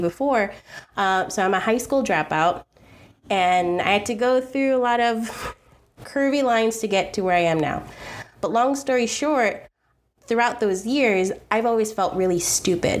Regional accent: New York City, New York, United States; I'm the girl from Queens, and I'm very proud

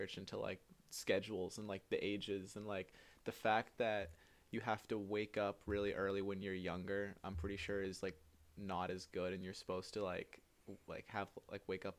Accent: Georgetown, Massachusetts, United States; the whole school system in Georgetown, because I'm from Georgetown.

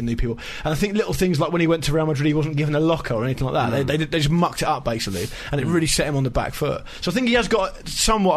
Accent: Portsmouth, South East England, United Kingdom; I'm from Portsmouth

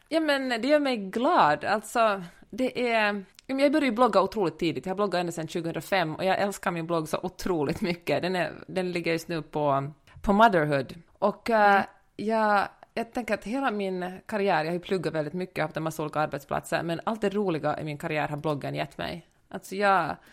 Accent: Helsinki, Uusimaa, Finland; moved away as an adult; now in Los Angeles, United States; jag är född och uppvuxen i Helsingfors. Bor i äh, Los Angeles sedan nästan tio år tillbaka

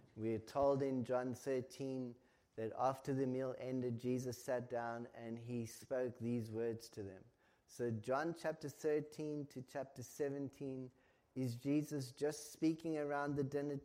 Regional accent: South Africa; now in Ireland; As a South African

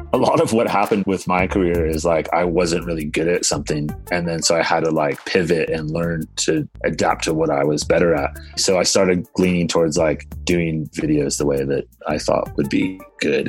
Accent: Pacific Grove, California, United States; also born or lived in Santa Cruz / Carmel / Chicago / San Francisco; I was actually grew up in this little town called Pacific Grove.

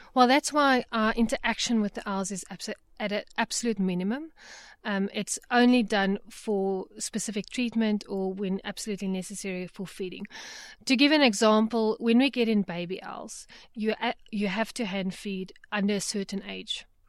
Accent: Johannesburg, Gauteng, South Africa; I grew up in Johannesburg

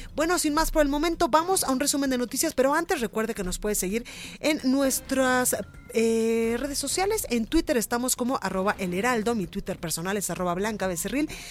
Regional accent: Mexico; como los mexicanos

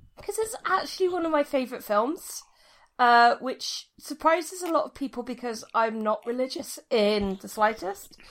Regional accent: United Kingdom; me being British

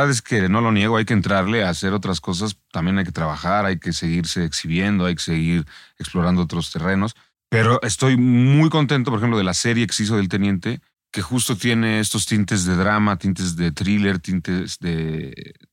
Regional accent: Mexico; Yo, yo creo que nos, nos romantizamos los mexicanos al

